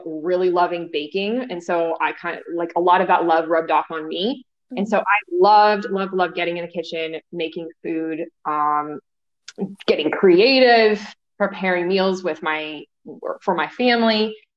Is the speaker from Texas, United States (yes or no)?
no; Los Angeles, California, United States; now in Charlotte, United States; I grew up in Los Angeles, California